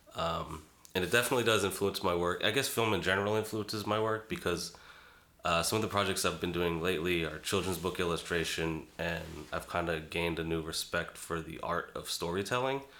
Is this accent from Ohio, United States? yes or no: no; Boston, Massachusetts, United States; moved away as an adult; also born or lived in Brooklyn, New York; I'm from Boston originally. Uh, lived in Brooklyn, New York, off and on for a little while in my 20s and 30s.